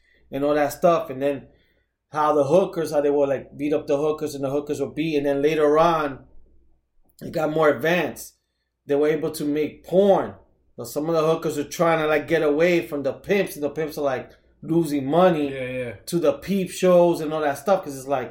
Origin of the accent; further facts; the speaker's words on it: New York City, New York, United States; back in the days growing up in the Heights